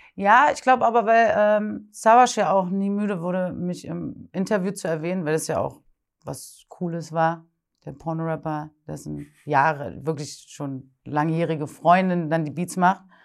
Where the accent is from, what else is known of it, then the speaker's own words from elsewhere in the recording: Berlin, Germany; Und ich bin nämlich in Berlin geboren und aufgewachsen.